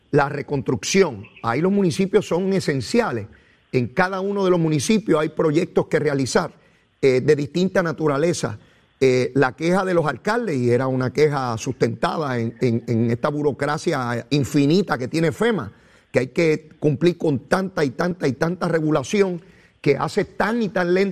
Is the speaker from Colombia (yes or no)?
no; Arroyo, Puerto Rico; y yo soy de Arroyo, ¿Cómo yo no me entero de lo que está ocurriendo allí?